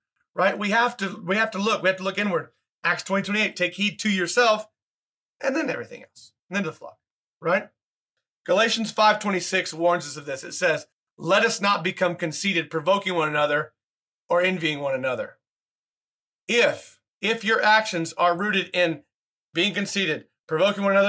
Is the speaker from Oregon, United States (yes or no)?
no; Oklahoma, United States; I grew up like in Oklahoma State, in Oklahoma.